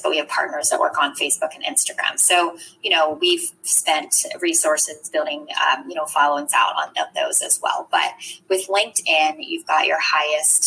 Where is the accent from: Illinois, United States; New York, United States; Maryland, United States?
Maryland, United States; Eastern Shore of; I grew up on the Eastern Shore of Maryland